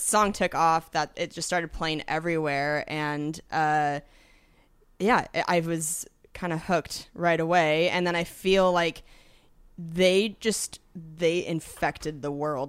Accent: Washington, United States; moved away; I'm from Washington State originally

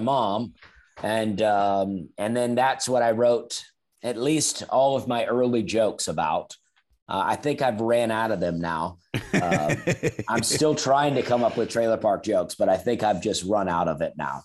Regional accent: Opelika, Alabama, United States; I was born in Alabama, a town called Opelika, Alabama

